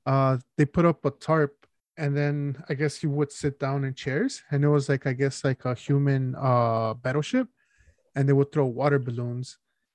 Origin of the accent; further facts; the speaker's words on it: Chicago, Illinois, United States; we're from Chicago, right, dude?